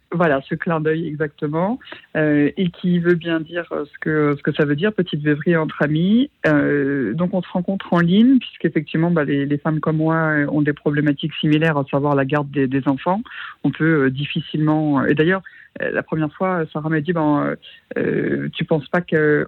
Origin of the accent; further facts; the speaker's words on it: Normandy, France; je suis originaire de Normandie